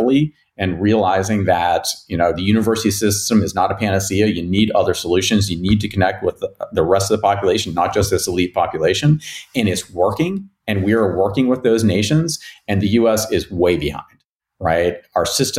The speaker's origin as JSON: {"language": "English", "region": "West Virginia", "country": "United States", "tie": "born or raised there", "moved": "yes", "said": "where I grew up in West Virginia"}